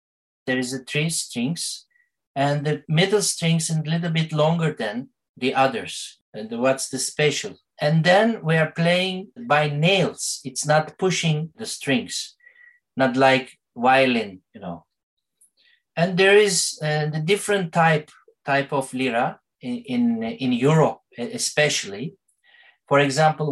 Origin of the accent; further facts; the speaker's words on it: Istanbul, Turkey; English is a second language; I'm from Istanbul, and I'm playing kemençe of Istanbul.